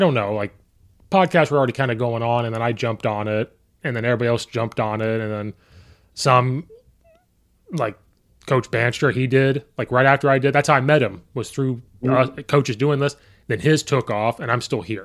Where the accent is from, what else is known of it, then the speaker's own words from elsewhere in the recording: Central Illinois, United States; growing up in Central Illinois